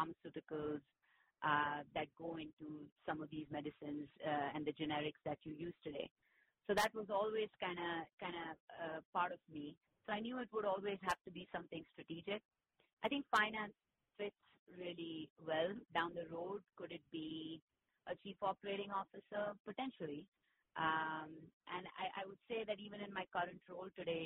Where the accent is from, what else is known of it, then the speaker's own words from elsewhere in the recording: India; moved away as an adult; now in United States; I grew up in India. So making the transition that I made to move to the U.S. to get further educated